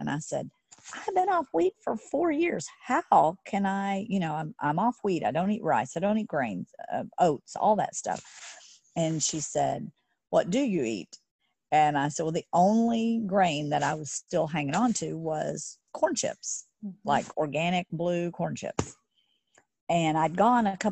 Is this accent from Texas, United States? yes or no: yes; Texas, United States; I grew up in Texas.